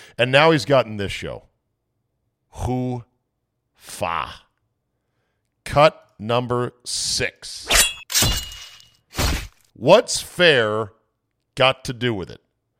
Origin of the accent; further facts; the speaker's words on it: New York, United States; I know people. I'm from New York.